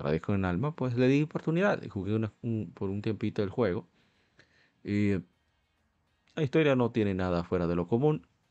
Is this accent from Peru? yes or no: no; Dominican Republic; Nosotros somos de República Dominicana